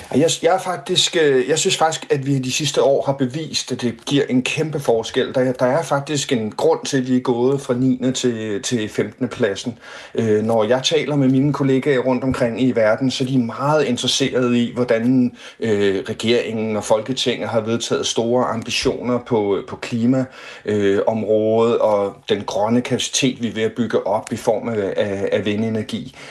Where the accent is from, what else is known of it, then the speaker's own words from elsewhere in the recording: Denmark; vi som danskere